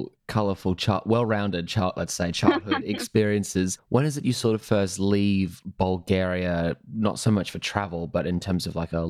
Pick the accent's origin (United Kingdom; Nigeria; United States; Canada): United Kingdom; Edinburgh, Scotland; born there; I was born in Edinburgh and have a Scottish ancestry.